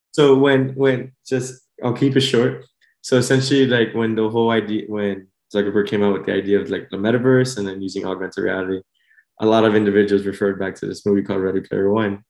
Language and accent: English; Miami, Florida, United States; also born or lived in Honduras (ancestry); I was born and raised here in Miami